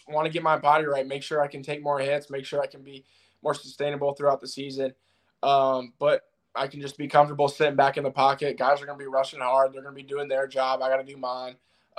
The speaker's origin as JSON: {"language": "English", "town": "Fargo", "region": "North Dakota", "country": "United States", "tie": "born there", "also_born_or_lived": "Tampa / Seattle / Jacksonville / Toledo", "said": "I mean, I was born in Fargo, North Dakota. I moved to Tampa, moved to Seattle, moved to Jacksonville, then moved to Toledo, Ohio."}